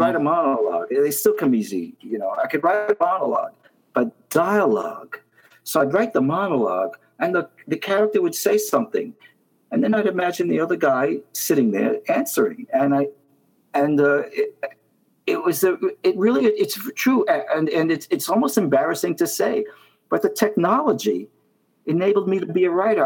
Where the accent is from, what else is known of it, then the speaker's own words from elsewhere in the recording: New York City, New York, United States; I grew up in Brooklyn, Brooklyn, New York, Coney Island